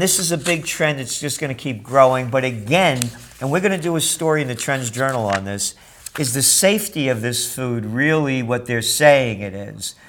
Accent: New York, United States; I'm a New Yorker

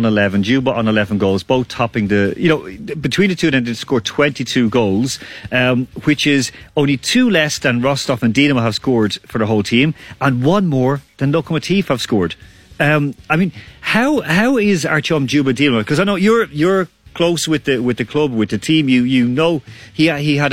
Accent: Ireland; born or raised there

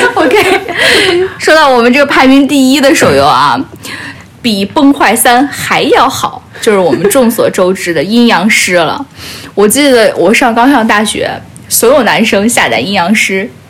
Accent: Fujian, China; 我就是福建人

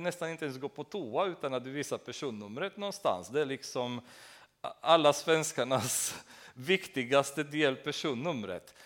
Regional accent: Romania; Swedish is a second language; moved away as an adult; now in Sweden

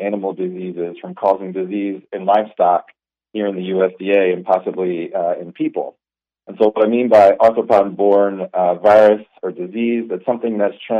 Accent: Baton Rouge, Louisiana, United States; also born or lived in Texas; now in Manhattan, Kansas, United States; I grew up in Louisiana, like Baton Rouge area

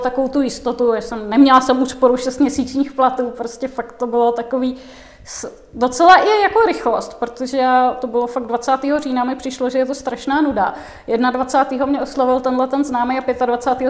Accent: Czechia; někde na vesnici v jeho českém kraji, tak odkud pocházím

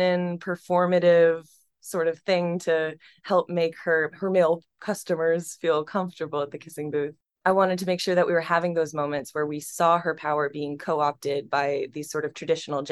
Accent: central Pennsylvania, United States; moved away; also born or lived in New York; my hometown in central Pennsylvania

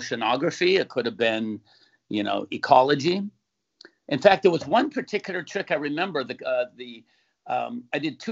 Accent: San Diego, California, United States; moved away as an adult; also born or lived in San Jose; now in Newport Beach, United States; Grew up in San Diego in Point Loma, moved to Newport Beach in 1981, been here ever since.

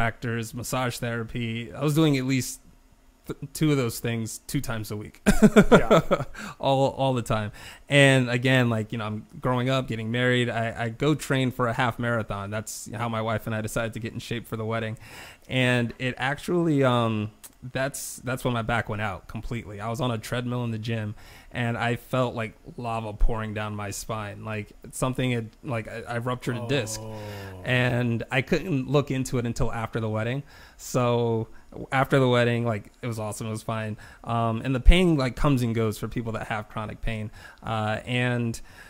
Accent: South Carolina, United States; also born or lived in Buffalo, New York; They raised me in South Carolina

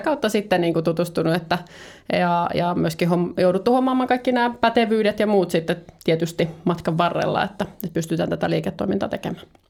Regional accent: Turku, Southwest Finland, Finland; moved away as an adult; now in Helsinki, Finland; mä oon Turun seudut kotoisin

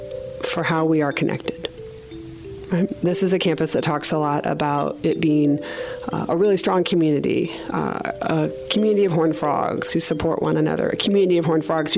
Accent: Richardson, Texas, United States; also born or lived in Fort Worth, Texas; I grew up in Disciples of Christ Church over in Richardson, Texas, called Community Christian Church.

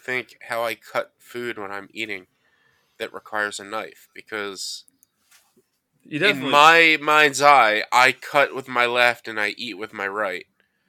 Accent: Collington, Maryland, United States; there's more room on the left side in my parents' bathroom when I was growing up in Collington.

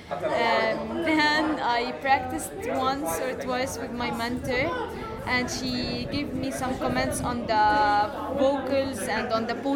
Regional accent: South Lebanon, Lebanon; English is a second language; I'm from Lebanon.

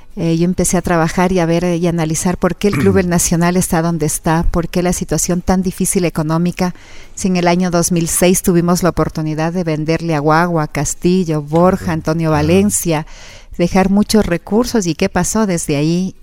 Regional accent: Quito, Pichincha, Ecuador; yo me crecí en el Estadio Olímpico Atahualpa, mi padre me llevaba los fines de semana

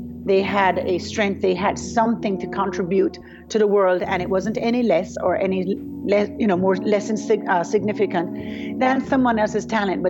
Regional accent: Jamaica; I am from Jamaica. I was born and raised in Jamaica.

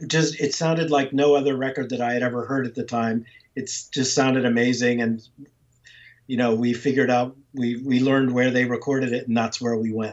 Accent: East Coast, United States; And I wasn't from there. I was from the East Coast.

